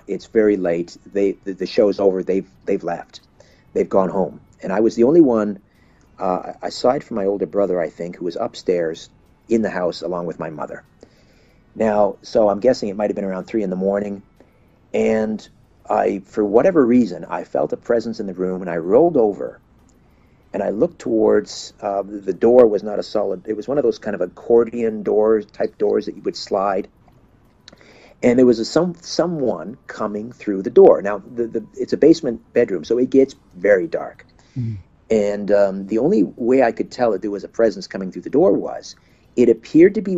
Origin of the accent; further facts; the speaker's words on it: Brantford, Ontario, Canada; I'm home from Christmas break, back in my old bedroom in my mother's basement in Brantford, Ontario